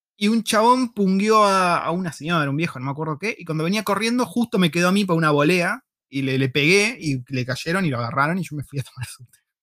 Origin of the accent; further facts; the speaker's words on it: Argentina; first language Spanish; moved away as an adult; now in New Zealand; yo soy argentino